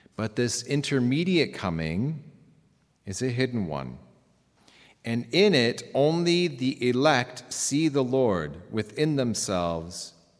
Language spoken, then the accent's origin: English; Reno, Nevada, United States; now in Bronx, United States; I come from Reno. My parents were Canadian. They moved to Reno, um, for my mother's health. I have a younger brother